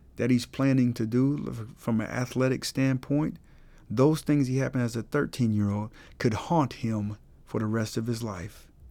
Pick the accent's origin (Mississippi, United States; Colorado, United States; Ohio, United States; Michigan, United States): Colorado, United States; Colorado Springs; moved away; I'm from Colorado Springs